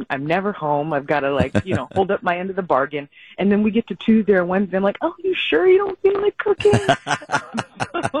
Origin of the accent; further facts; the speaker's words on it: Virginia, United States; now in Milwaukee, United States; I grew up in Virginia